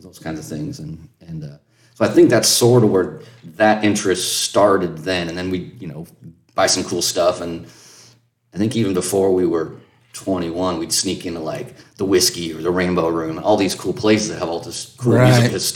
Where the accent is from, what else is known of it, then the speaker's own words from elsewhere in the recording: San Diego, California, United States; now in Little Rock, United States; I grew up basically on the West Coast